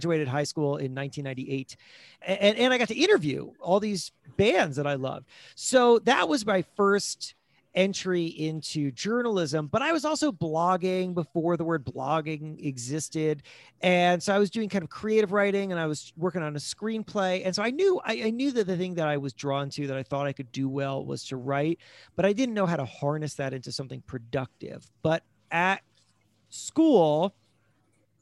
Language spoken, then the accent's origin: English; South Florida, United States; moved away as an adult; also born or lived in Worcester, Massachusetts; now in New York, United States; I grew up in South Florida